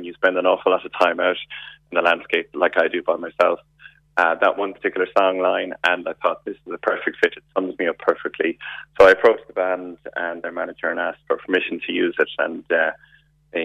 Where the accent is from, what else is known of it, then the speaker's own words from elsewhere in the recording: Limerick, Munster, Ireland; moved away as an adult; now in Kenmare, Ireland; I'm originally from Limerick City, but I'm here in Kenmare. I'm a blow-in for the last 26 years.